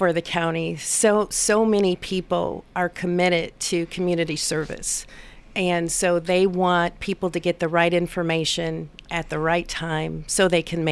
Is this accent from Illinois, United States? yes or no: yes; Illinois, United States; moved away as an adult; also born or lived in Tucson, Arizona / Chicago, Illinois / Decatur, Illinois; now in Murfreesboro, United States; I'm originally from Illinois